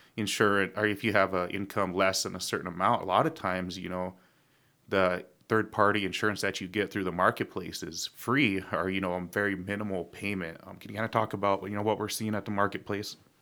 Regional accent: Pine Ridge, South Dakota, United States; people like me and Ray, we grew up in Pine Ridge

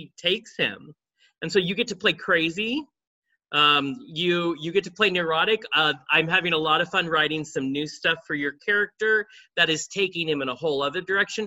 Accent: the South, United States; I'm sort of from the South

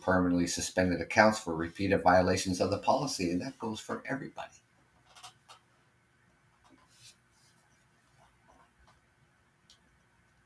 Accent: Canada; living here in Canada, being Canadian

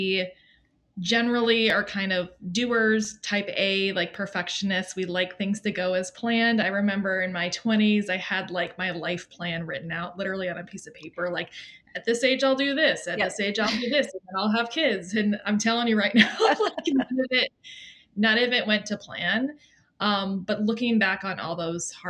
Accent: Maine, United States; I'm from Maine, which is beautiful this time of year

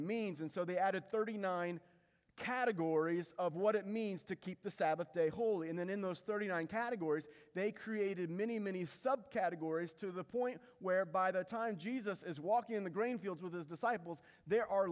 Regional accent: Indiana, United States; when I was a kid growing up in Indiana.

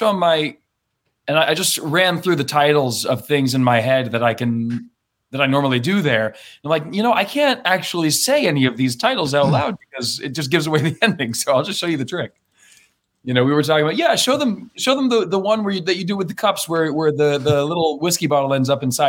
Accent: Maine, United States; I grew up in Maine, Canada Junior.

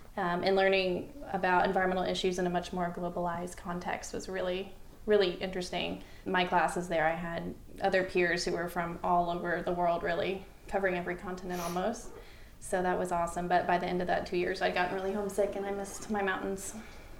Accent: Leicester, North Carolina, United States; also born or lived in upstate New York / Knoxville, Tennessee / Charleston, South Carolina / Adelaide, South Australia; now in Franklin, United States; I grew up in Lester, North Carolina, which is about a little bit northwest of Asheville.

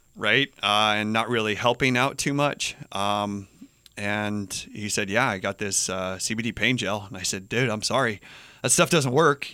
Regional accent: Albuquerque, New Mexico, United States; moved away as an adult; also born or lived in Boulder, Colorado; now in Hawaii, United States; born and raised in Albuquerque, New Mexico

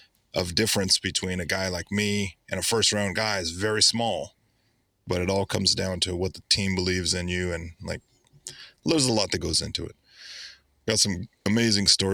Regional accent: Oakland, California, United States; moved away; I grew up in the Bay Area

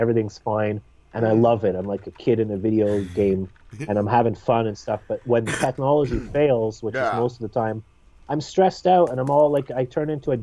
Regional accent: Scotland, United Kingdom; now in Canada; I'm from Scotland

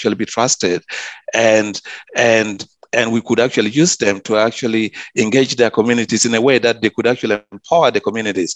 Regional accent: South Sudan; also born or lived in Sydney; now in Cairns, Australia; my community where I come from, I'm from South Sudan

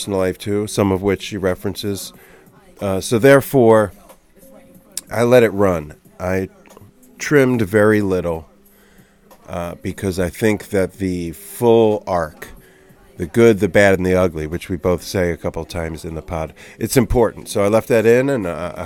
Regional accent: Cherry Hill, New Jersey, United States; I'm from Jerseydelphia, so like Cherry Hill area

